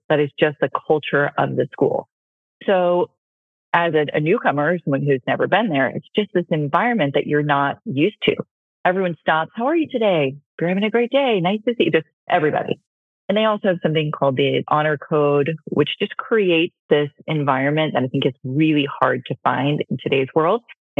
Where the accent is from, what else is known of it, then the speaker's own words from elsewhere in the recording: New Hampshire, United States; born there; So I was born in Northern New Hampshire, and then my parents got divorced when I was a baby.